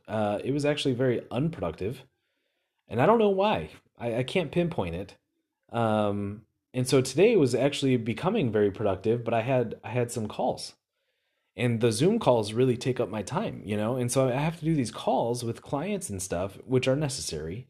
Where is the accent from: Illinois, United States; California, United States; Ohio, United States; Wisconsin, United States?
Wisconsin, United States; I'm from Wisconsin.